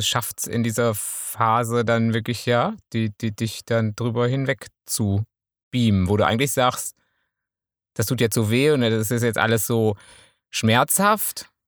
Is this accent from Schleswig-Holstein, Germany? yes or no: no; Münsterland, North Rhine-Westphalia, Germany; Ich bin Münsterländer